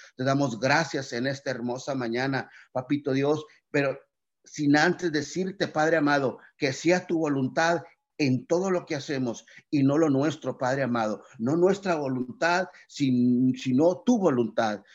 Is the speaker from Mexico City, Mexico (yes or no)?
no; Tamaulipas, Mexico; nuestro precioso estado de Tamaulipas